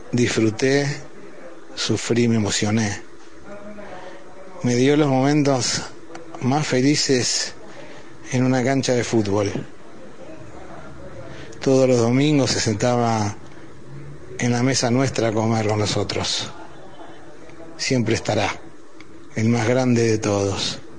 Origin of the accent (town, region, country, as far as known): Argentina